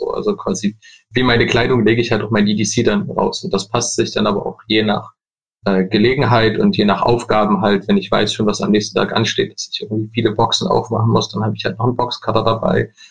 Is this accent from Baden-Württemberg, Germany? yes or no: no; Leipzig, Saxony, Germany; ich komme aus Leipzig